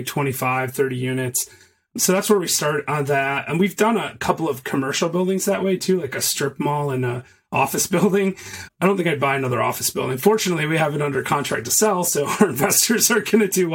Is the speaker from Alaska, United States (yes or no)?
no; Michigan, United States; moved away as an adult; now in Chattanooga, United States; I'm from Michigan.